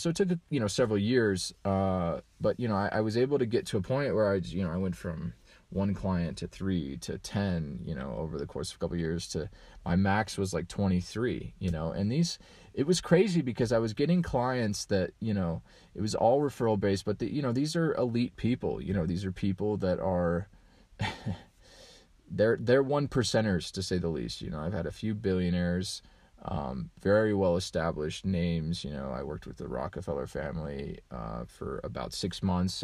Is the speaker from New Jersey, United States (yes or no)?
no; Colorado, United States; I grew up in Colorado